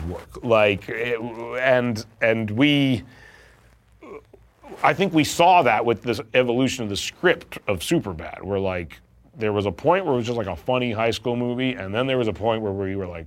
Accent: Vancouver, British Columbia, Canada; We are Jewish Canadian boys in Vancouver

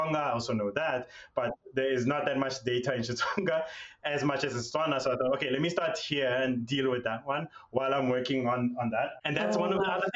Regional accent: South Africa; I'm South African, I come from a place where for a long period of time, our languages were literally seen as being second rate

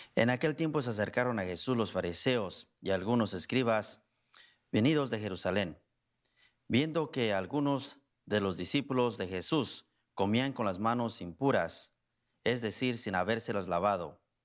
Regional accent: Guanajuato, Mexico; moved away as an adult; now in Pacoima, United States; originario soy de Guanajuato. Allá nací, crecí, me vino para acá cuando tenía 18 años

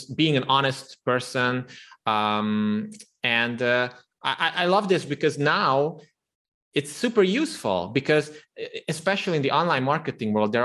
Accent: Transylvania, Romania; I'm actually an ethnic Hungarian who was born and raised in the Transylvania region of Romania

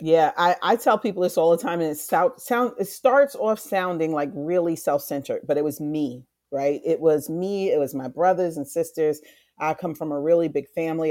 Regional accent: New York City, New York, United States; also born or lived in Far Rockaway / South Bronx; I grew up in, uh, South Jamaica, Queens. I was born in Far Rockaway, moved to South Jamaica, moved to the South Bronx.

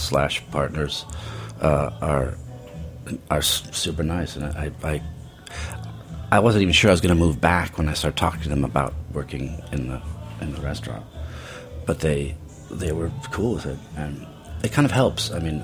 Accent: Portland, Oregon, United States; also born or lived in New York; now in Paris, France; I'm sort of from Portland, Oregon

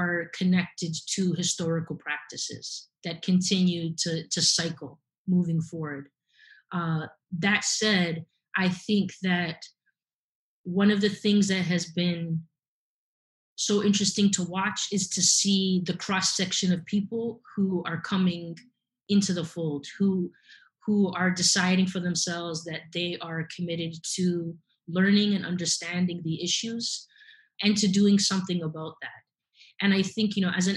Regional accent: Canada

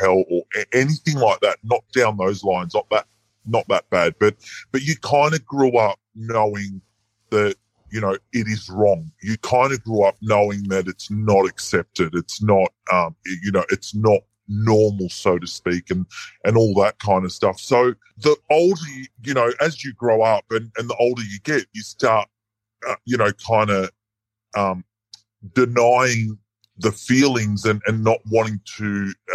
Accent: Sydney, New South Wales, Australia; born and bred in Sydney

